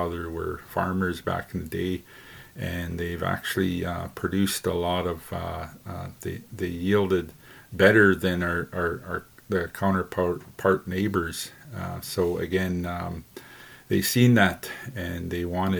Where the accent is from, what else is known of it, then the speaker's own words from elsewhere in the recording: Mistawasis, Saskatchewan, Canada; where I come from Mistawasis